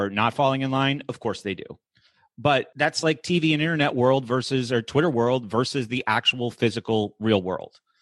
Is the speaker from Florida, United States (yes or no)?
no; southern New Hampshire, United States; I remember growing up in New Hampshire in a politically diversifying area because it was in southern New Hampshire.